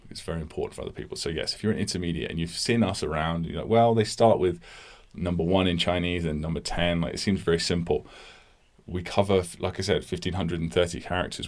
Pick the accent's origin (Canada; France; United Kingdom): United Kingdom; I'm a British person.